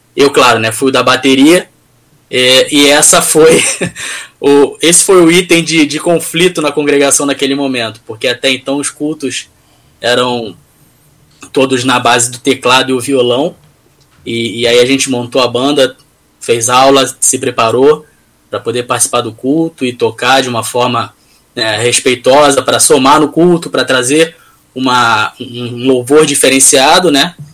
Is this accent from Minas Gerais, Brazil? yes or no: no; Rio de Janeiro, Brazil; Eu sou do Rio